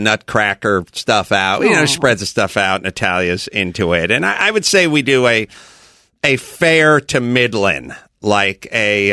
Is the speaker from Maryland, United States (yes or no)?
no; Los Angeles, California, United States; I'm a poor person from North Hollywood.